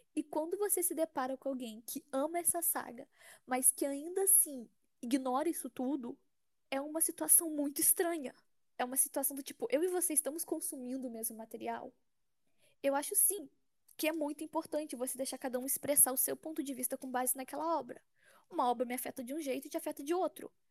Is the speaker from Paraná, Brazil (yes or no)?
no; São Paulo, Brazil; eu sou de São Paulo